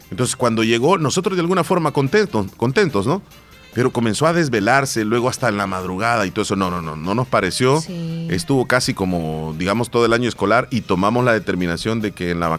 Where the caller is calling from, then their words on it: Silver Spring, Maryland, United States; de Silver Spring y quiero felicitar a mi papá que está cumpliendo 81 años.